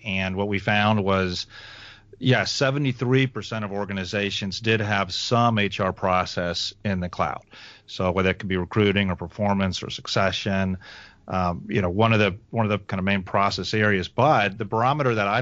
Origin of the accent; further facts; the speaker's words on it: Alabama, United States; accent: southern; now in Atlanta, United States; I grew up actually in Alabama, but I have I've got parents from Ohio, so I've got some Yankee in me